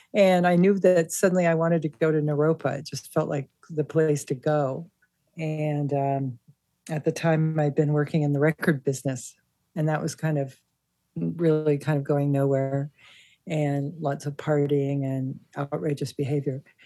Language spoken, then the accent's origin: English; Santa Monica, California, United States; I grew up in Santa Monica with my mother, who worked full time